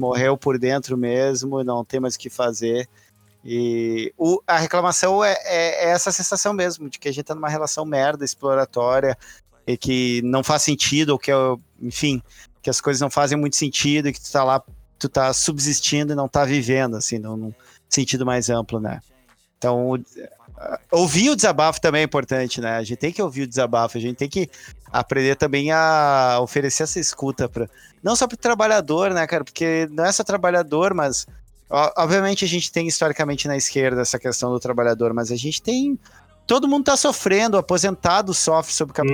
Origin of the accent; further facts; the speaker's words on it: Rio Grande do Sul, Brazil; Já, já, já nasci branco, gaúcho, embora judeu